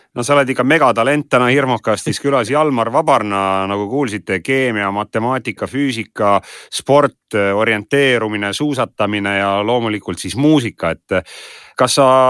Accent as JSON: {"language": "Estonian", "town": "Räpina", "region": "Põlva County", "country": "Estonia", "said": "mina olen Räpinast"}